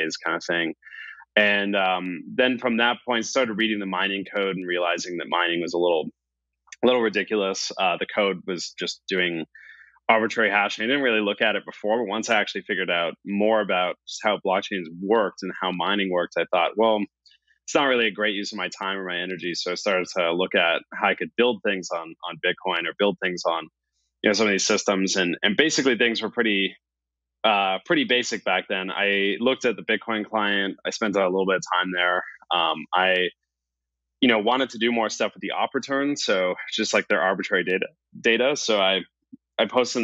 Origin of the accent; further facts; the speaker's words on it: Canada; I'm Canadian